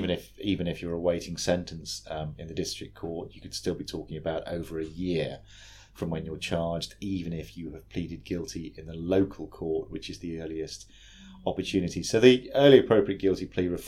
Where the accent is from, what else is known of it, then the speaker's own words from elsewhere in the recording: United Kingdom; now in New South Wales, Australia; originally from the UK, but now work at Legal Aid New